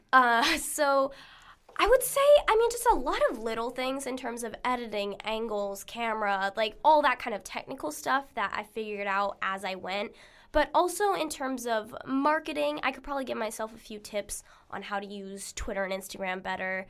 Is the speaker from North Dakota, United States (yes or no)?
no; Arizona, United States; moved away; where I grew up in Arizona